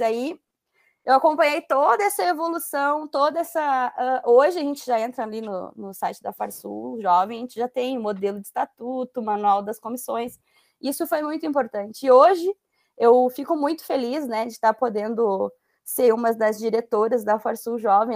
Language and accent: Portuguese; a municipality in Rio Grande do Sul, Brazil; quando eu retornei para a cidade, que onde meus pais moram e onde eu cresci